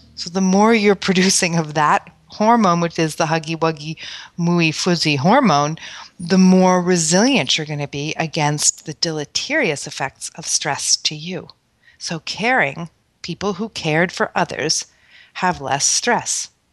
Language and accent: English; New York City, New York, United States; moved away; I grew up in Manhattan